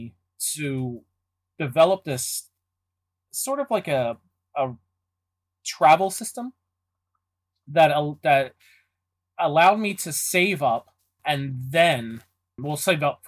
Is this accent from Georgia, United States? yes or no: no; Philadelphia, Pennsylvania, United States; I'm born and raised in Philadelphia